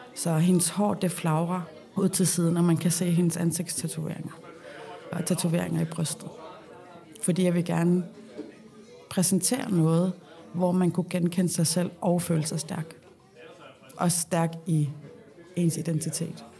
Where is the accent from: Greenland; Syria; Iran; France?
Greenland; Nuuk, Sermersooq; moved away as an adult; also born or lived in Copenhagen, Denmark / Odense, Denmark; now in Rudkøbing, Denmark; jeg er født og opvokset i Nuuk